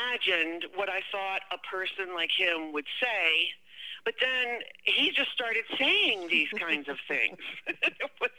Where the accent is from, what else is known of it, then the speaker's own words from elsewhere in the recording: Maryland, United States; moved away; also born or lived in Sonoma County, California; I'm familiar with Maryland since I grew up in Maryland.